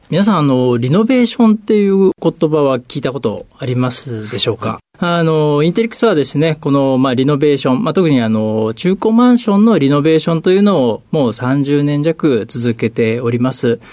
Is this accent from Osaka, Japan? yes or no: no; Ehime, Japan; 出身はですね、あの、四国の愛媛県というところになります